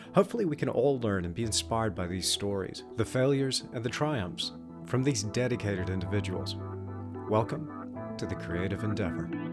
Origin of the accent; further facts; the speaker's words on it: United States; moved away as an adult; now in New Zealand; we're both American